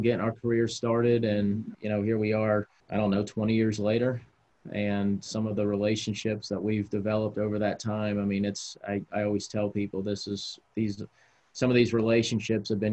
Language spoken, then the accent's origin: English; New England, United States; also born or lived in Baltimore / San Diego; now in Washington, United States; growing up on the East Coast up in New England